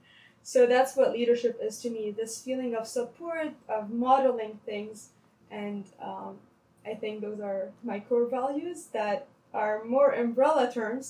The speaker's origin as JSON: {"language": "English", "country": "Lebanon", "tie": "born or raised there", "second_language": "English", "moved": "as an adult", "lives_now": "Toronto, Canada", "said": "I was in Lebanon for my high school"}